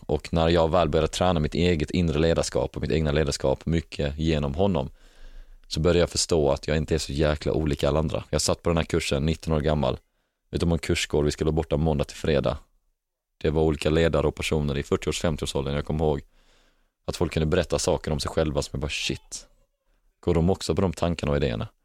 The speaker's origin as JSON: {"language": "Swedish", "town": "Helsingborg", "region": "Skåne", "country": "Sweden", "tie": "born or raised there", "moved": "yes", "said": "när jag är i Helsingborg, för då är det min hemstad"}